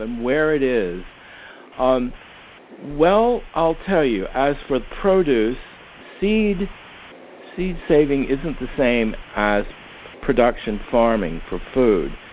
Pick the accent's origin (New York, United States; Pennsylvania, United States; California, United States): Pennsylvania, United States; Philadelphia; I'm from Philadelphia